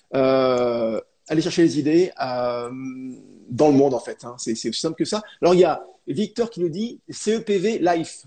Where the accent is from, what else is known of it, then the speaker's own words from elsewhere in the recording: France; chez nous en France